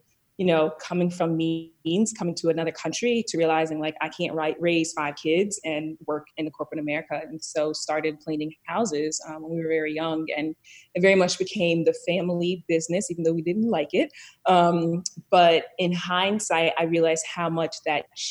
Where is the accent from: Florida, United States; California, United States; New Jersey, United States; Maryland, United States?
Maryland, United States; Columbia; I was born and raised in Columbia, Maryland, which is a planned community right outside of DC, in a suburb of Baltimore City